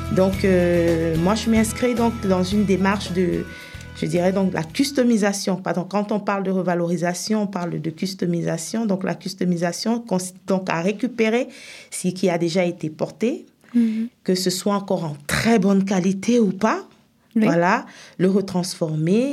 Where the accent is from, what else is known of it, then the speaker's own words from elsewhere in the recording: Cameroon; moved away as an adult; also born or lived in Senegal / France; now in Epinal, France; je suis camerounaise à la base